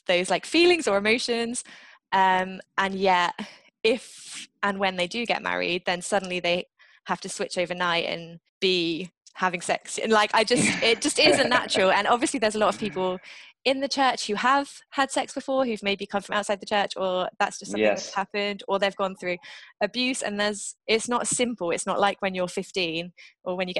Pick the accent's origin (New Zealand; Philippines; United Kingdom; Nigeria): United Kingdom; I am British